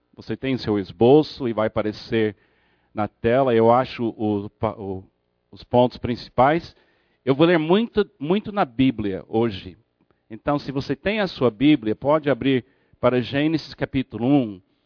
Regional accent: United States; moved away; Na minha infância nos Estados Unidos

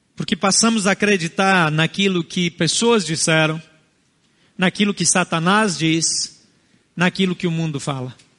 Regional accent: Brazil; Portuguese is a second language; Meus avós não foram brasileiros, nem paternos nem maternos. Talvez os seus também não. Isso não nos torna mais ou menos brasileiros

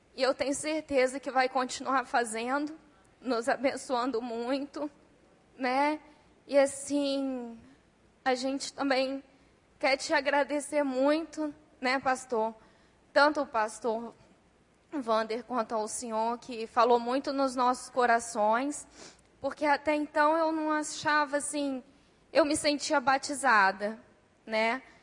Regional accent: Espírito Santo, Brazil; moved away as an adult; also born or lived in Vila Velha; nós somos do Espírito Santo. A gente está morando aqui há pouco tempo

